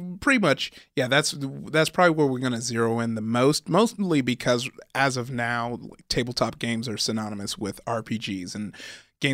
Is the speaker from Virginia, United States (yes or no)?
no; California, United States; growing up in SoCal, our big thing was like.